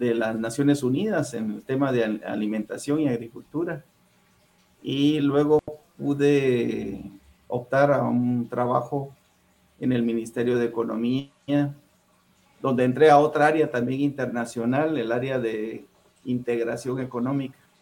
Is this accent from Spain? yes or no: no; Guatemala City, Guatemala Department, Guatemala; moved away as an adult; also born or lived in Huehuetenango, Guatemala; now in Los Angeles, United States; yo soy originario de Huehuetenango, el departamento de Huehuetenango, Guatemala, ahí nací